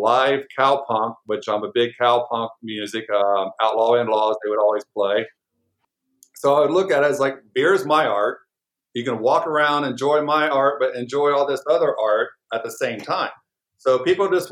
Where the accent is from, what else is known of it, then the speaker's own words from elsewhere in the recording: Indiana, United States; now in Phoenix, United States; here in Phoenix because, well, I'm a person from Indiana